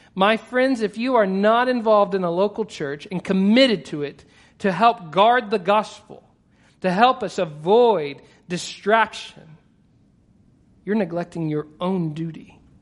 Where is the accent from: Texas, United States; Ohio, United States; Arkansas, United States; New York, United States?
Texas, United States; I'm Texan